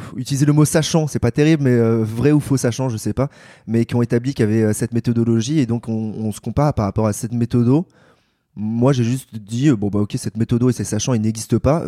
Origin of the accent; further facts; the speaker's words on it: Paris, Île-de-France, France; j'ai 28 ans, je suis parisien